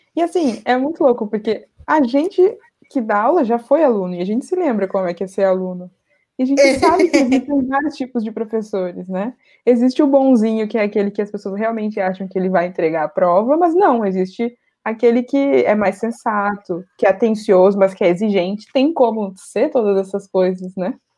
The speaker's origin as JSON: {"language": "Portuguese", "town": "Porto Alegre", "region": "Rio Grande do Sul", "country": "Brazil", "said": "eu sou de Porto Alegre"}